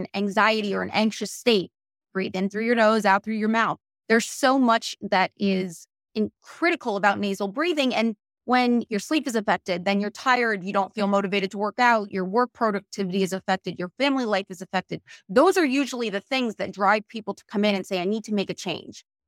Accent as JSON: {"language": "English", "region": "Connecticut", "country": "United States", "also_born_or_lived": "Virginia / Maryland / Washington, D.C.", "moved": "as an adult", "lives_now": "Boca Raton, United States", "said": "I am from Connecticut"}